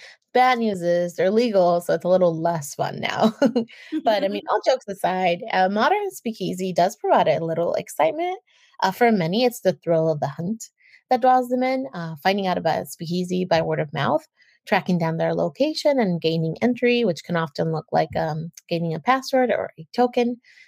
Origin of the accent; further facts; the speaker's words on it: California, United States; my home state of California